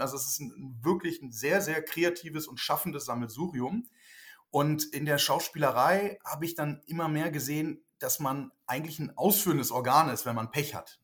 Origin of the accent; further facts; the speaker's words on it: Lüneburg Heath, Lower Saxony, Germany; moved away as an adult; also born or lived in Switzerland; now in Berlin, Germany; bin ja aufgewachsen kurz vor Hamburg in der Lüneburger Heide